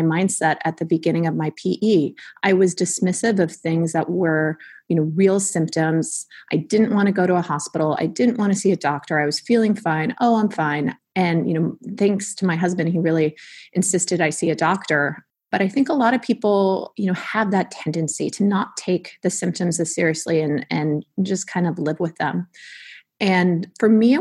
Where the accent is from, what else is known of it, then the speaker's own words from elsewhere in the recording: California, United States; being a Californian native